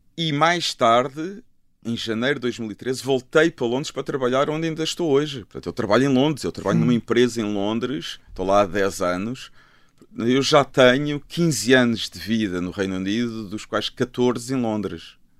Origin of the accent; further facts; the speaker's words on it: Lisbon, Portugal; also born or lived in Luanda, Angola / Azores / London; now in Malveira da Serra, Portugal; a minha infância foi crescer em Miraflores e Algés e depois no Restelo. Foi isso, sempre vivi em Lisboa